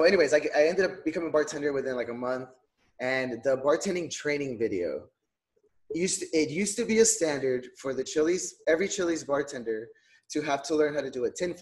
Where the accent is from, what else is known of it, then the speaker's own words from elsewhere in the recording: Donna, Texas, United States; I grew up in Donna, Texas, which is what they call the heart of the valley